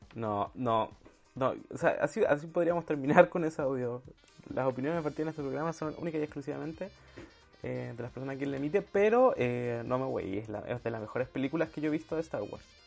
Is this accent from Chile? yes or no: yes; Chile; como chilena